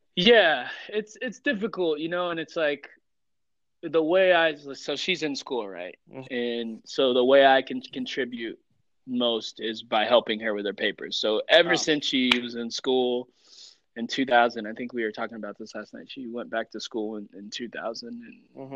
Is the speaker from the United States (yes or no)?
yes; East Coast, United States; also born or lived in Colombia / Mexico / Utah / Florida; now in Denver, United States; I'm from the East Coast, but I'm I'm planted I'm planted here for now.